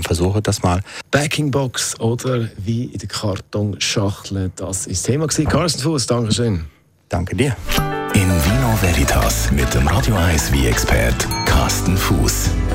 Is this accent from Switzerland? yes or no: yes; Switzerland; bei uns in der Schweiz